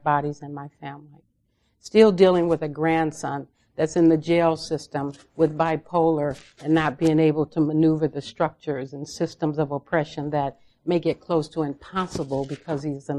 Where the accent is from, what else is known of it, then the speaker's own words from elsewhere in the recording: Los Angeles, California, United States; I was raised in South Central Los Angeles